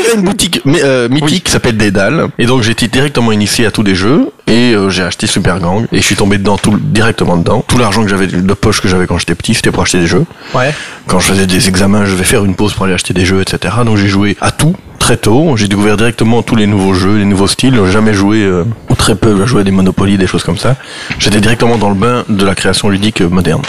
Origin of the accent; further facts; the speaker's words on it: Brussels, Brussels-Capital Region, Belgium; Je suis bruxellois